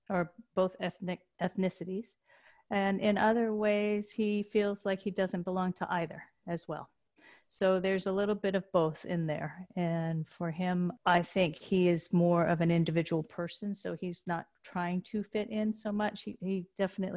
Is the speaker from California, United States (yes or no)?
yes; Santa Monica, California, United States; I grew up in Santa Monica